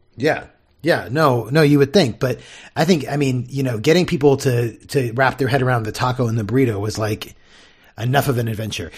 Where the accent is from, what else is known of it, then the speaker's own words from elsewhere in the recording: Southern California, United States; I grew up in Southern California